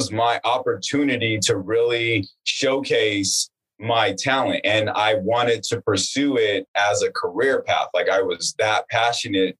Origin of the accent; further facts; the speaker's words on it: Palmdale, California, United States; also born or lived in Northridge, California; now in Los Angeles, United States; I grew up in Los Angeles in a small town called Palmdale, California